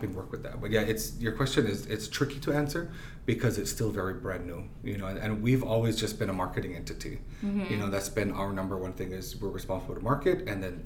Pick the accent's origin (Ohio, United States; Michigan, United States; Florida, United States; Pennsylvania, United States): Ohio, United States; I'm from Ohio